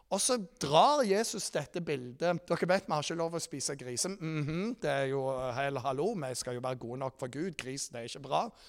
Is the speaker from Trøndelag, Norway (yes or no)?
no; Rogaland, Norway; Dere vet jeg er fra Jæren